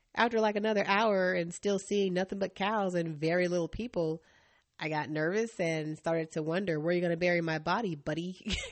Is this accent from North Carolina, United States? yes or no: yes; Asheville, North Carolina, United States; I grew up in Asheville, North Carolina